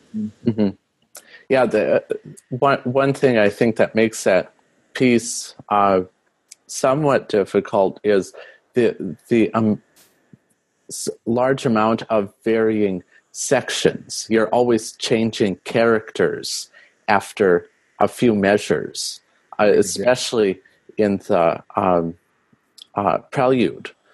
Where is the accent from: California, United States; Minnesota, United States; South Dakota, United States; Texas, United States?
South Dakota, United States; Rapid City; the church I grew up at in Rapid City, South Dakota